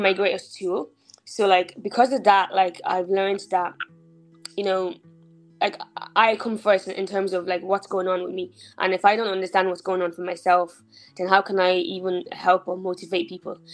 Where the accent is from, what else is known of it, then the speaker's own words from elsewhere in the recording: Dublin, Leinster, Ireland; also born or lived in Nigeria; I was born in Nigeria. I left when I was five, um, and we came to Ireland.